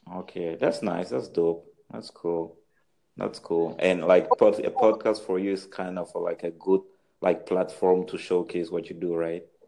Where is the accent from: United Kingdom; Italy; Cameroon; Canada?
Cameroon; moved away; also born or lived in France; I'm from Cameroon